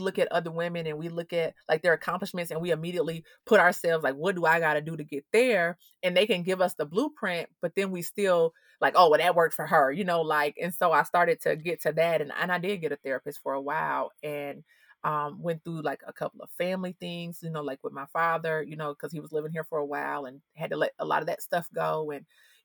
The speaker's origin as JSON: {"language": "English", "town": "Atlanta", "region": "Georgia", "country": "United States", "tie": "born or raised there", "said": "I'm from Atlanta. You know what I'm saying? Like, I went to Avenue High School right there"}